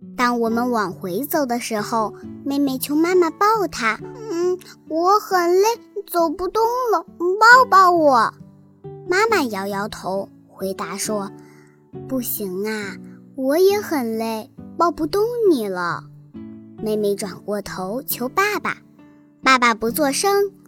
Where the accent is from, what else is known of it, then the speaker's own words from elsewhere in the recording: Liuyang, Hunan, China; 今年八岁，我来自湖南省浏阳市人民路小学